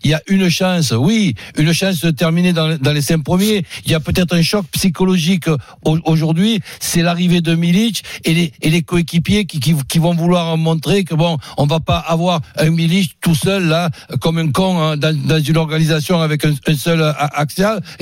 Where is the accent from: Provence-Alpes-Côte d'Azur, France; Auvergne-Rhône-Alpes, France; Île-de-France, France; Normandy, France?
Provence-Alpes-Côte d'Azur, France; Marseille; J'ai assisté en me sentant ridicule en tant que Marseillais à la Champions League